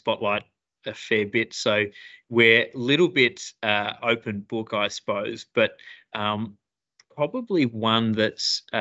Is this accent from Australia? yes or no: yes; Broome, Western Australia, Australia; I grew up in Broome in the Kimberleys, went to Cable Primary School, beautiful part of the world